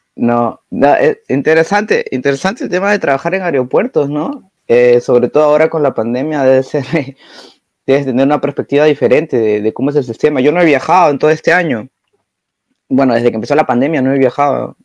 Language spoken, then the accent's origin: Spanish; Peru; now in Germany; él es, peruano, igual que yo